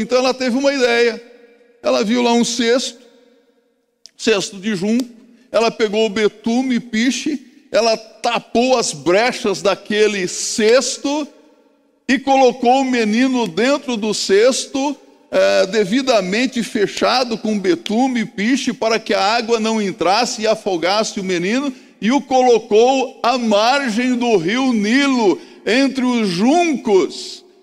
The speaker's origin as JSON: {"language": "Portuguese", "region": "Mato Grosso do Sul", "country": "Brazil", "said": "Eu sou lá do Mato Grosso do Sul"}